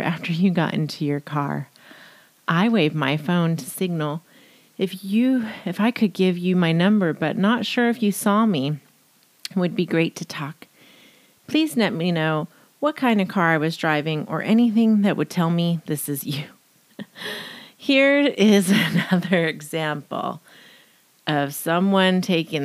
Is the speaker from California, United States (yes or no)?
yes; Riverside, California, United States; also born or lived in Jacksonville, Florida; I grew up in Riverside